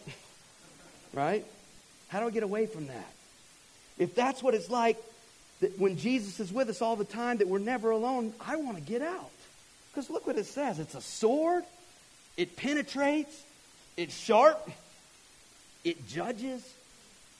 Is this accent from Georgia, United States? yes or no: yes; Georgia, United States; moved away; I'm from Georgia